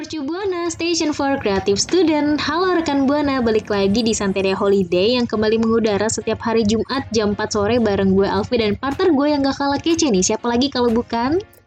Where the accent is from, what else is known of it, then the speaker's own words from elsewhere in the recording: Jakarta, Indonesia; gue emang lahir di Jakarta, dari kecil di Jakarta